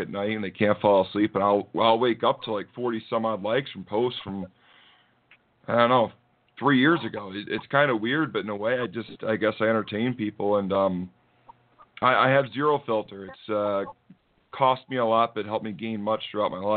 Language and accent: English; New England, United States; I assure them I'm from New England